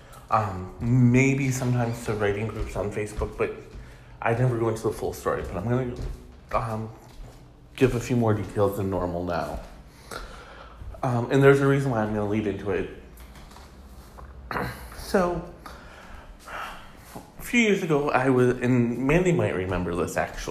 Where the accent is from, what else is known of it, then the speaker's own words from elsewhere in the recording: Michigan, United States; Michigan, my home state